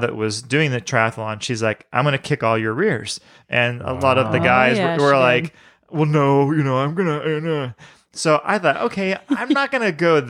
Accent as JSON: {"language": "English", "region": "Florida", "country": "United States", "tie": "born or raised there", "said": "I grew up around Florida"}